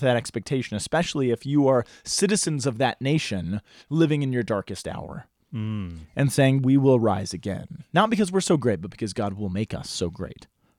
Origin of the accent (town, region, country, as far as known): United States